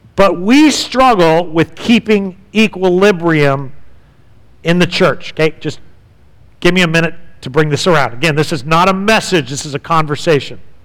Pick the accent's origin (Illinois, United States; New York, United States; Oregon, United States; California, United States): California, United States; San Diego; When I was growing up in San Diego